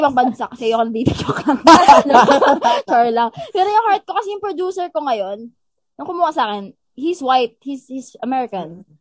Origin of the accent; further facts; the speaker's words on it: Philippines; dito ako lumaki sa Pilipinas